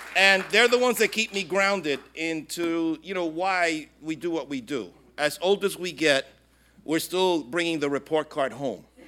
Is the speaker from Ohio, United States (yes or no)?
no; New York City, New York, United States; moved away as an adult; now in Puerto Rico; I was born and raised in Brooklyn